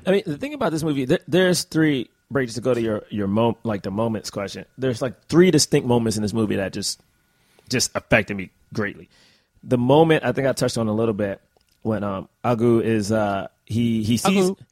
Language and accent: English; United States; as an American